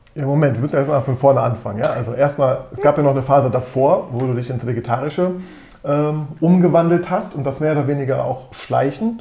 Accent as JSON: {"language": "German", "town": "Düsseldorf", "region": "North Rhine-Westphalia", "country": "Germany", "tie": "born or raised there", "said": "ich bin in Düsseldorf geboren und aufgewachsen"}